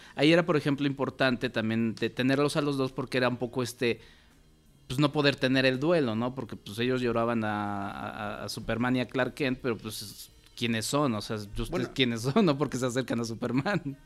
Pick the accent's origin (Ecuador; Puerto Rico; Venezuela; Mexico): Mexico; hablo como mexicano